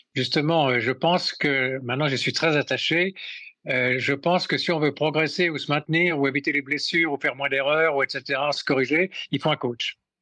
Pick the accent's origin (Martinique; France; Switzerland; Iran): Switzerland; quand on est suisse